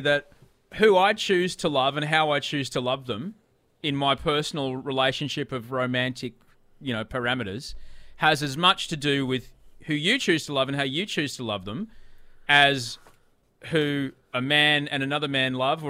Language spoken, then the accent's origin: English; Brisbane, Queensland, Australia; I grew up in Brisbane. I grew up in the western areas of Brisbane before they were kind of posh, when it was, you know, still, if you didn't have a flannel, you weren't allowed to live there.